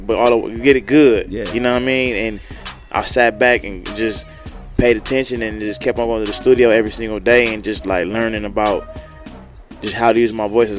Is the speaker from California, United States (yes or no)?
yes; Los Angeles, California, United States; I'm from South Central California